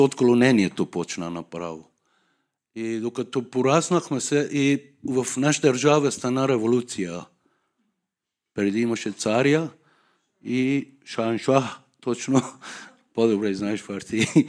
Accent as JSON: {"language": "Bulgarian", "town": "Tehran", "region": "Tehran Province", "country": "Iran", "tie": "born or raised there", "second_language": "Bulgarian", "moved": "as an adult", "lives_now": "Sofia, Bulgaria", "said": "Аз съм от Иран, Техран, столицата"}